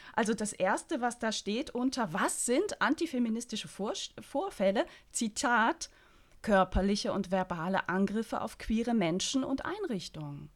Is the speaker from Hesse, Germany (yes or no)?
no; Berlin, Germany; als Berlinerin